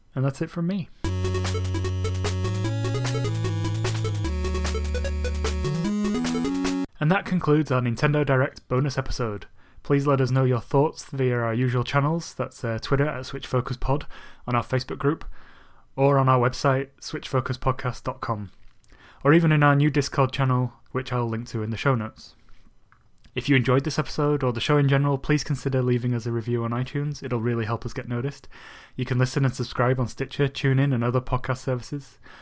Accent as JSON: {"language": "English", "town": "Bradford", "region": "Yorkshire and the Humber", "country": "United Kingdom", "tie": "born or raised there", "moved": "yes", "said": "back in my hometown of Bradford"}